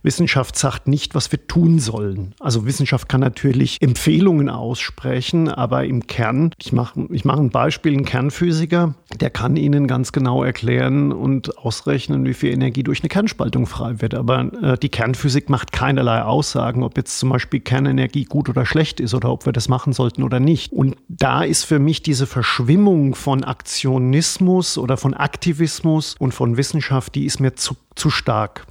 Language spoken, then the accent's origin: German; Germany; now in Vienna, Austria; ich beobachte das ja auch als Deutscher, die Situation in Deutschland